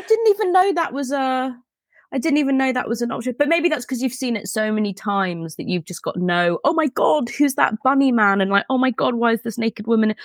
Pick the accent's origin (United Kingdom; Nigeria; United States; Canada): United Kingdom; Elstree, East of England; I grew up near Elstree